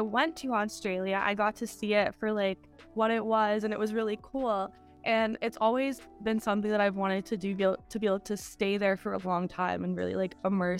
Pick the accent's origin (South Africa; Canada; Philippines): Canada; I grew up in Canada, but I'm not the same as everybody else who's growing up in Canada.